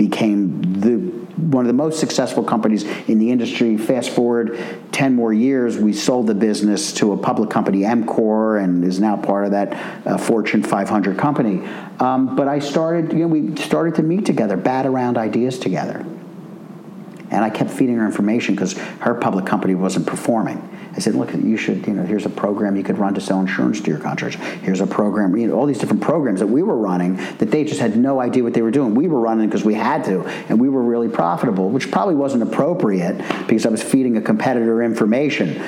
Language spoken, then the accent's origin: English; Philadelphia, Pennsylvania, United States; I grew up in Philadelphia